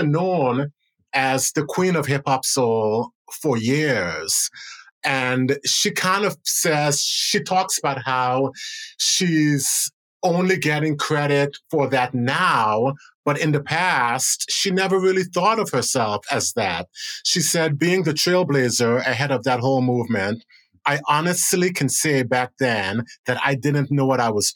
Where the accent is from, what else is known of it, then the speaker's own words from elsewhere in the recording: United States; also born or lived in Buenos Aires, Argentina; I felt so proud as an American, so proud as a Black American